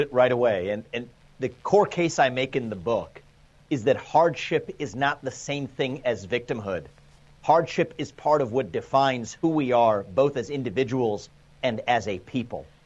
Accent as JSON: {"language": "English", "country": "United States", "tie": "born or raised there", "said": "I'm an Indian American. My parents came to this country as immigrants. I'm a first generation American, grew up in an immigrant household"}